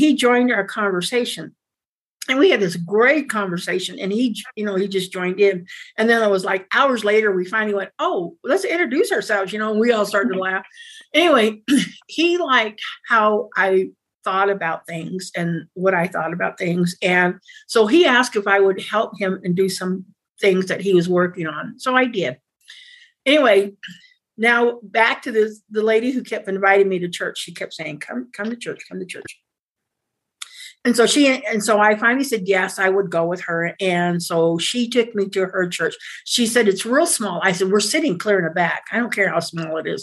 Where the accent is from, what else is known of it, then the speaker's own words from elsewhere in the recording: Utah, United States; also born or lived in Red Lake, Arizona / Navajo Reservation; we moved to Utah. And my mom and dad had jobs at Intermountain Indian School. And so we lived at Intermountain Indian School for a while. Well, all through high school